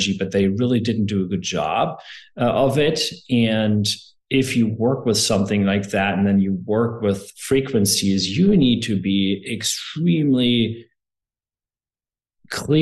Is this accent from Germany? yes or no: yes; Germany; moved away as an adult; also born or lived in Seattle, United States; now in United States; I'm from Germany originally. I am German, but I'm also American.